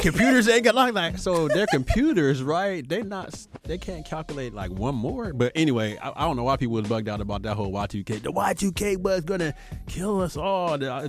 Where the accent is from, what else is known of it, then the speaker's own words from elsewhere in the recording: Ohio, United States; moved away as an adult; also born or lived in Charlotte, North Carolina / Fayetteville, North Carolina; I'm from Ohio